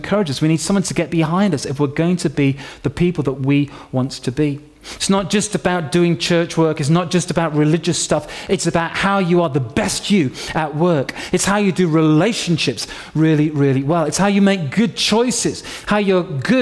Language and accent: English; York, Yorkshire and the Humber, United Kingdom; When I was 16 years old, growing up in York, in Yorkshire